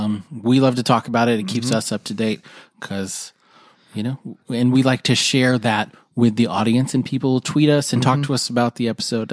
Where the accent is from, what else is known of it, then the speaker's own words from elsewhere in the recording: Albuquerque, New Mexico, United States; I'm not going to give your last name, but you know who you are. And I'm from Albuquerque, New Mexico.